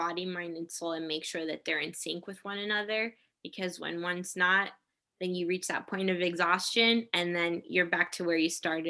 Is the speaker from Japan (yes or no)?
yes; Japan; born there; also born or lived in Korea / Hawaii; So I grew up in the military, as I mentioned before, but we grew up overseas. Like I was born in Japan. I spent most of my life between Japan, Korea, and Hawaii. And I am of Puerto Rican descent.